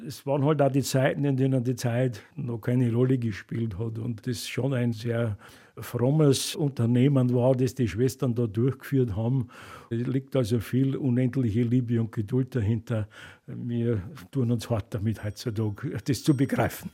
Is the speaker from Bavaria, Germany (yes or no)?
yes; Bavaria, Germany; bei uns in Bayern